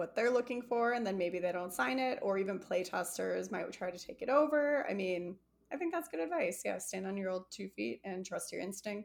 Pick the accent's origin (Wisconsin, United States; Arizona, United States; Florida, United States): Arizona, United States; I'm from Arizona